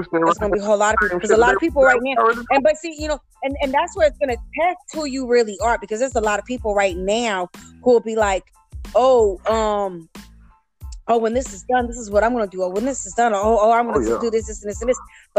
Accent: Florida, United States; you know, I'm from Florida too, and I'm from South Florida, and I understand that.

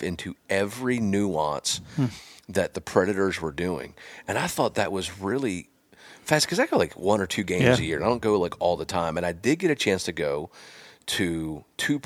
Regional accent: Pennsylvania, United States; I'm from Pennsylvania

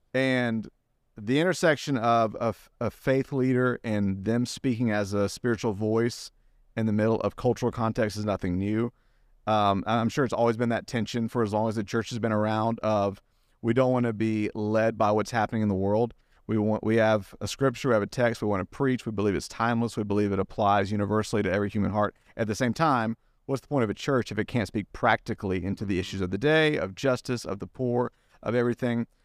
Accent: Greenville, South Carolina, United States; moved away; I'm from Greenville

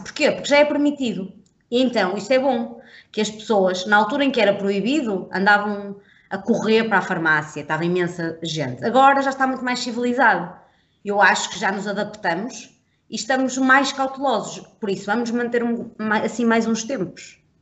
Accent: Portugal; nós, enquanto portugueses

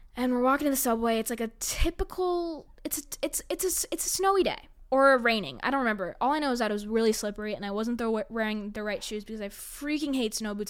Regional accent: New York City, New York, United States; I was born on the Upper West Side

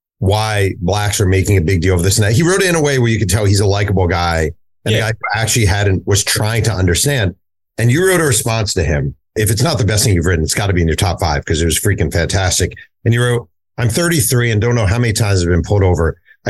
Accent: Kansas City, Kansas, United States; A bit of background on me. I'm from Kansas City, Kansas, and I'm a diehard Chiefs and Jayhawks fan.

